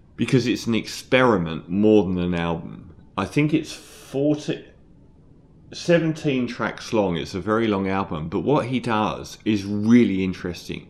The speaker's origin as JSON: {"language": "English", "region": "London", "country": "United Kingdom", "said": "I'm from London"}